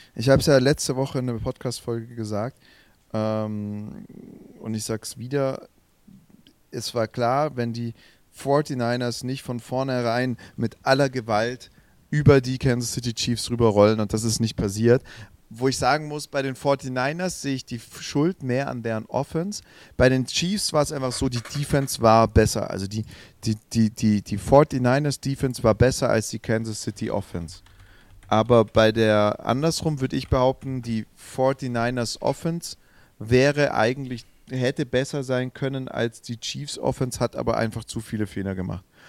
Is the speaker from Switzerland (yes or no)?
no; Swabia, Germany; ich bin Schwabe